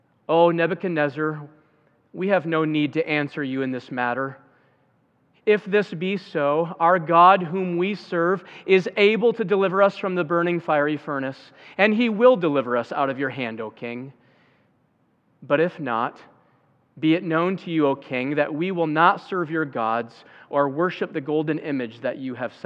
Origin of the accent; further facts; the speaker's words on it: Zeeland, Michigan, United States; every year in my hometown of Zealand, there's a Memorial Day parade